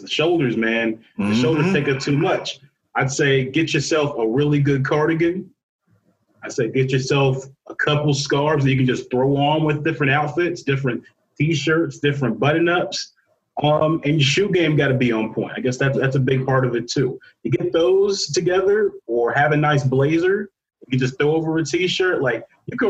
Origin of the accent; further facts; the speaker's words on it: Cincinnati, Ohio, United States; now in Chicago, United States; I grew up in Cincinnati, Ohio